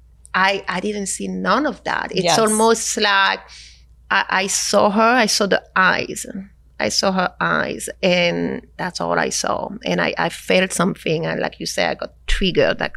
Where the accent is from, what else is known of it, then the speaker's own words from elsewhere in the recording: France; moved away; I come from France